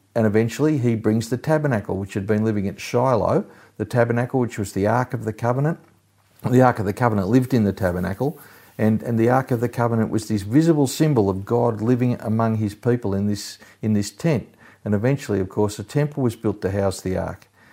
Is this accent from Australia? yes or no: yes; Australia; also born or lived in England; I was born in England in nineteen fifty-nine, but my parents, uh, came out to Australia when I was only six months old